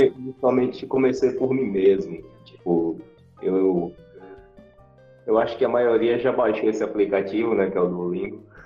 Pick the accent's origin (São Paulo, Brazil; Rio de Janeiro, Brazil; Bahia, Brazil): Bahia, Brazil; Feira de Santana; sou de Feira de Santana, na Bahia